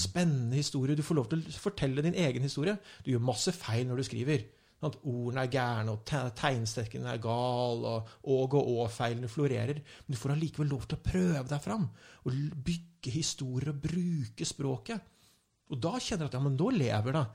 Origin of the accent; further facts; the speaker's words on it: Lillehammer, Innlandet, Norway; jeg kommer fra Lillehammer